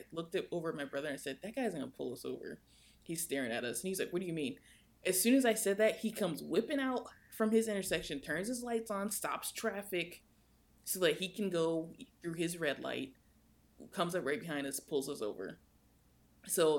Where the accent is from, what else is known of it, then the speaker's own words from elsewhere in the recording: United States; I'm American